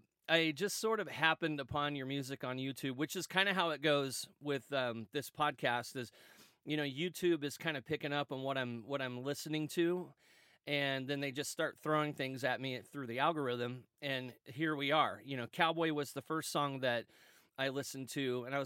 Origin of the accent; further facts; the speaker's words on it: Kansas City, Missouri, United States; I'm a Royals fan. I'm from Kansas City, Missouri. That's where I was born.